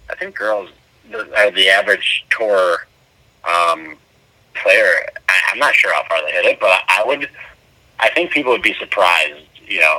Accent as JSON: {"language": "English", "town": "Cleveland", "region": "Ohio", "country": "United States", "moved": "yes", "lives_now": "Sarasota, United States", "said": "30 years old, and I'm from Cleveland, Ohio, uh, but I currently live in Sarasota"}